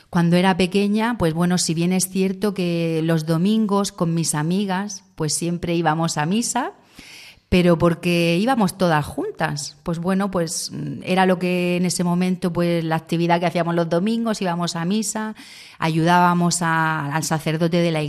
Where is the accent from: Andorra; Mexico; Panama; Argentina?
Andorra; now in Murcia, Spain; yo bueno, me, vine de Andorra a vivir a Murcia, a estudiar.